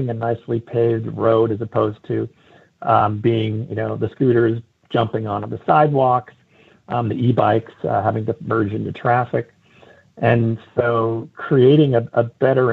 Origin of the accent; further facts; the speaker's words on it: San Francisco, California, United States; my hometown of San Francisco